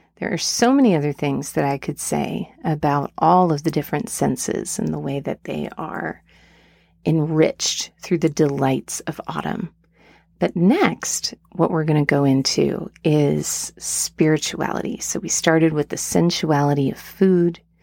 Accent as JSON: {"language": "English", "town": "Asheville", "region": "North Carolina", "country": "United States", "tie": "born or raised there", "said": "my hometown of Asheville, North Carolina"}